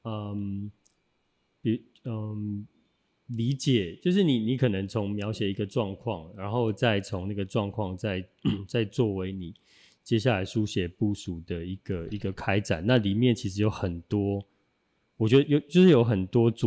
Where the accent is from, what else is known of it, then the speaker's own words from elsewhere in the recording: Taichung, Taiwan; 因为我我我也是台中人，